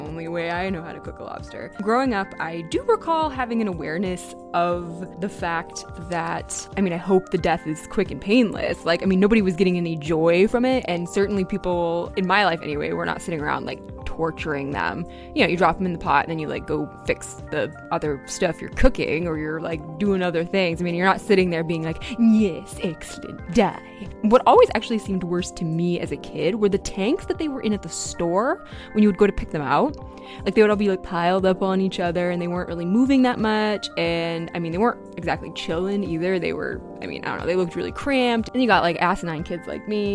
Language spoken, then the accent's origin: English; Maine, United States; I grew up in Maine. I live here now